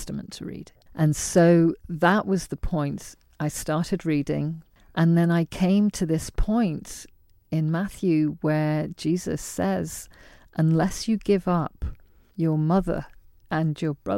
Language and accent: English; Liverpool, North West England, United Kingdom; also born or lived in Isle of Man / London / Bangladesh; we were raised mostly in Liverpool